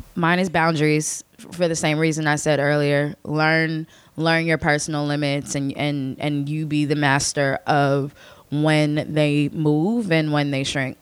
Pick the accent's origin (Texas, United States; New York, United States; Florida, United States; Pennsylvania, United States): Pennsylvania, United States; Chester County, Philadelphia suburbs; moved away; where I'm from is one of the western suburbs of Philadelphia, Chester County